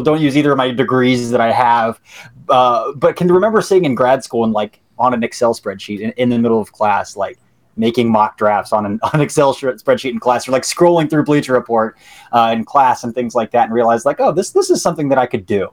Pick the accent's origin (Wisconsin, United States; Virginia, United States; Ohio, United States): Ohio, United States; an hour from Columbus; I grew up an hour from Columbus, live in Columbus now